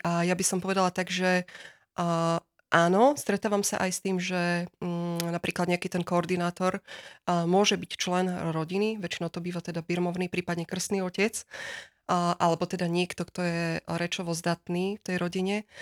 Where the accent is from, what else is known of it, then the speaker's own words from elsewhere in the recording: Žilina, Žilina Region, Slovakia; aj sama som vlastne priamo zo Žiliny